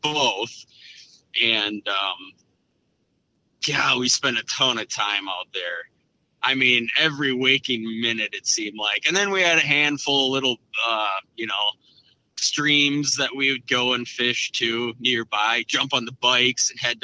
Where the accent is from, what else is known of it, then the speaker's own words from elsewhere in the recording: Brainerd Lakes area, Minnesota, United States; Grew up in kind of central Minnesota, central northern Minnesota, and born and raised here around the Brainerd Lakes area.